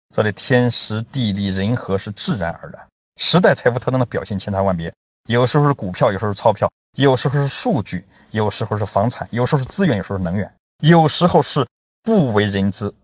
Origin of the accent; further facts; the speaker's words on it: Yanzhou, Shandong, China; 在我的家乡三东兖州，有三句讲机会的方言